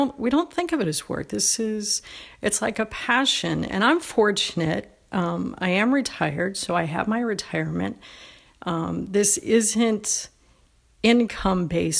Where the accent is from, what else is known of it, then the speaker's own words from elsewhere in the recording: Toronto, Ontario, Canada; now in United States; I'm Canadian, was Canadian. I born and raised in Toronto.